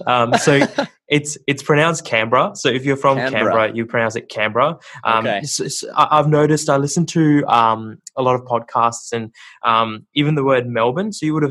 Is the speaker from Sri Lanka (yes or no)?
yes; Sri Lanka; But yeah, you know, so we grew up in Sri Lanka. My family background is a little bit funny because my mom's Buddhist and my dad's Catholic.